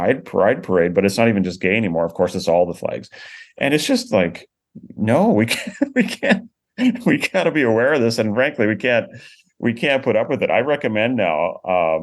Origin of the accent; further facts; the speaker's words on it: Canada; now in United States; I grew up in Canada